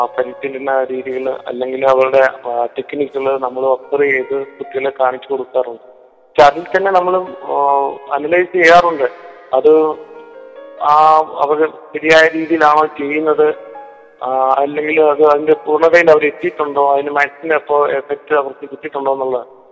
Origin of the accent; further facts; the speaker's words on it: Anakkara, Kerala, India; also born or lived in Vazhoor / Kuttady; ഞാൻ ജനിച്ചത് വഴൂരാണേലും അണക്കര ഗവൺമെന്റ് സ്കൂളിലാണ് എന്റെ വിദ്യാഭ്യാസമൊക്കെ നടന്ന